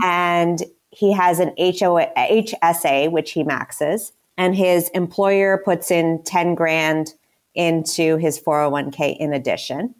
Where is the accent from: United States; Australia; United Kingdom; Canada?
Canada; moved away; I am Canadian, so I went to school in Canada